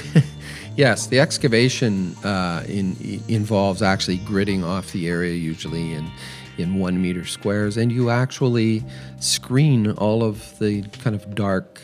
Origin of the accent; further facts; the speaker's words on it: London, Ontario, Canada; I was raised in London, Ontario.